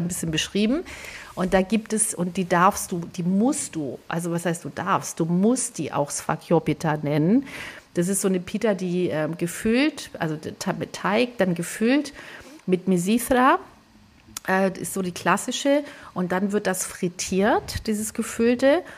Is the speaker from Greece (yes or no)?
yes; northern Greece, Greece; moved away; bei uns in Nordgriechenland